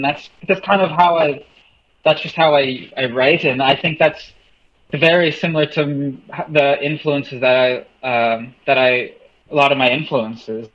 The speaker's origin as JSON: {"language": "English", "town": "Selkirk", "region": "Manitoba", "country": "Canada", "tie": "born or raised there", "moved": "yes", "lives_now": "Hamilton, Canada", "said": "I grew up. I was born in Selkirk, Manitoba, just outside of Winnipeg"}